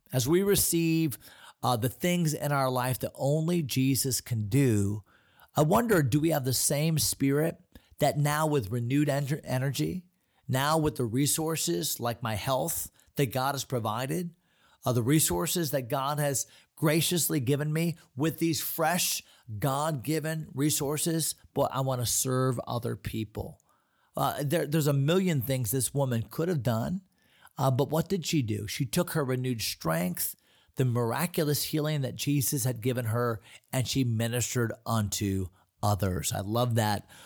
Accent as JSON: {"language": "English", "country": "United States", "said": "As American Christians"}